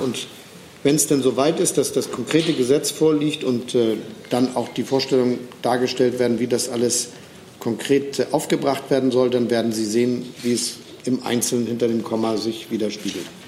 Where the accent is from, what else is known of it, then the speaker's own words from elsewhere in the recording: Germany; als Deutsche